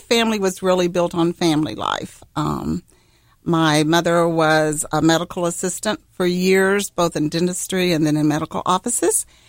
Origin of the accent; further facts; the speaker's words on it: Missouri, United States; now in Ohio, United States; I'm from Missouri, the Show Me State